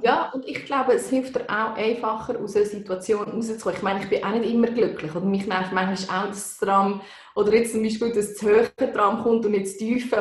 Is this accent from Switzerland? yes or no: yes; Bern, Switzerland; now in Canton of Zurich, Switzerland; Ich bin Waldzürcherin, wie man gehört. Ich wohne seit 15 Jahren da, aber bin eigentlich aus dem Kanton Bern